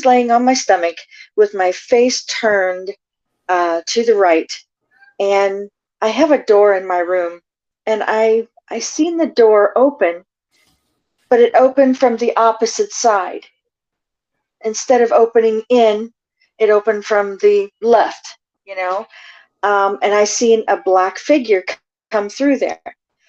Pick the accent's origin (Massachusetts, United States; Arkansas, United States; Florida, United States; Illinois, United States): Florida, United States; I'm from Florida. Military family, in and out of different countries.